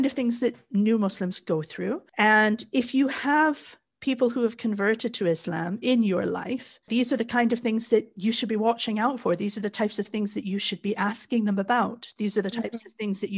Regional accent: Canada; moved away as an adult; also born or lived in Japan / Kuwait; now in Wales, United Kingdom; I was born and raised in Canada, where we are very, very mixed. So I grew up in Canada, but I moved to the UK

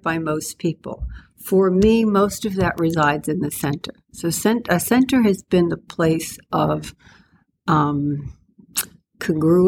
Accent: East Meadow, New York, United States; also born or lived in Bronx, New York; I grew up in the Bronx and we moved to Long Island, as many families in New York did

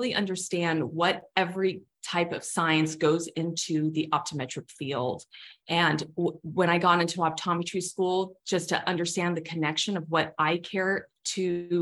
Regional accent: Southern California, United States; also born or lived in Chicago; I'm born and raised in Southern California

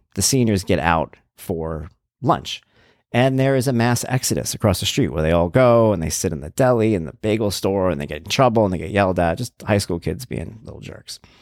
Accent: Long Island, New York, United States; I'm from Long Island

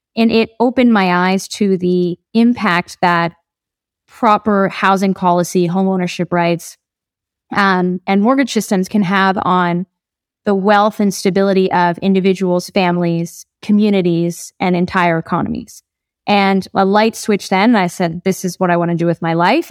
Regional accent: New Jersey, United States; moved away as an adult; now in Colombia; I grew up in New Jersey

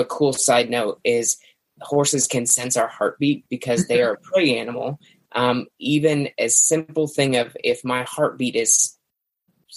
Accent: Central Illinois, United States; I'm from Central Illinois

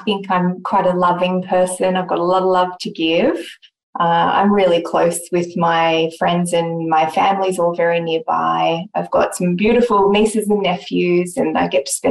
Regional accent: Sydney, New South Wales, Australia; Growing up in Sydney on the East Coast

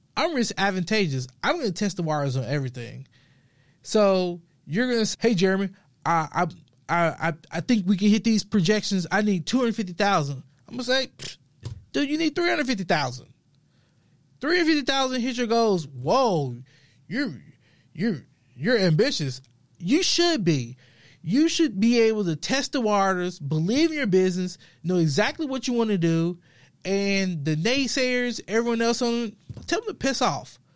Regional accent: Memphis, Tennessee, United States; I'm from the South, grew up modest, low, middle income, originally from Memphis, Tennessee

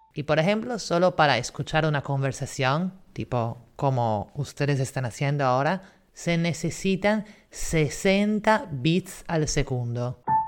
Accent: Italy; now in Lima, Peru; la ciudad donde yo nací, que en vez sigue siendo Italia

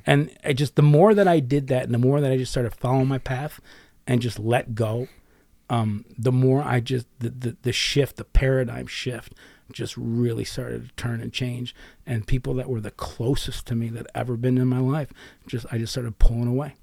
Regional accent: United States; I'm from America

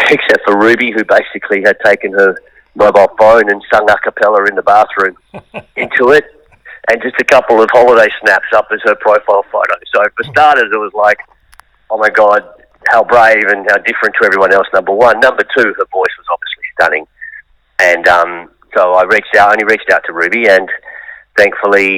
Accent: Perth, Western Australia, Australia; also born or lived in Kewdale; now in Melbourne, Australia; I'm originally from Perth, and I grew up in President Street

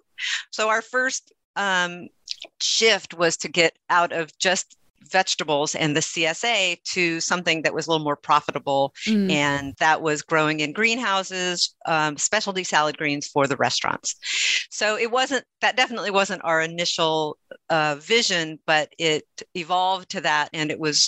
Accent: Nebraska, United States; also born or lived in West Coast; now in Bucks County, United States; I am from Nebraska. So I grew up as a farm girl in Nebraska

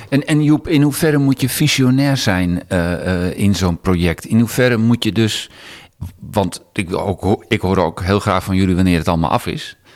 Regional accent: Amsterdam, North Holland, Netherlands; als Amsterdammer

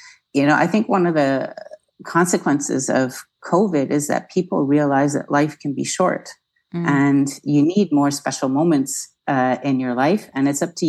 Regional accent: Canada; moved away as an adult; also born or lived in Nova Scotia; now in France; as a Canadian, I grew up with empty beaches where my mom's from in Nova Scotia

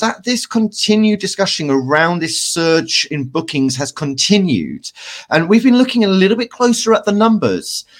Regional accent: United Kingdom; as a British people

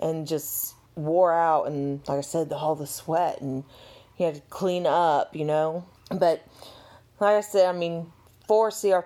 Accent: South Carolina, United States; Women in South Carolina, I mean, we're from the South

